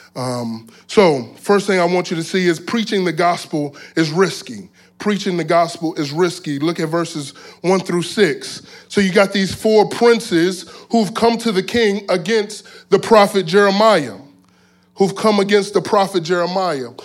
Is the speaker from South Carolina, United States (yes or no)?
no; South Florida, United States; I'm from South Florida. And so, um, in South Florida, growing up as a, as a teenager